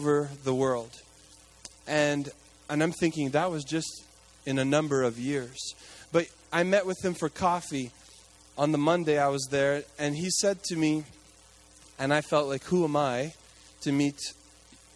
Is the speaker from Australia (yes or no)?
no; Quebec, Canada; now in Toronto, Canada; I grew up in Quebec